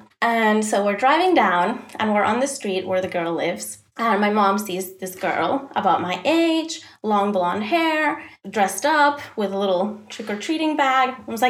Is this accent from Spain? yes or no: yes; Spain; now in Sweden; No, actually, I'm from Spain.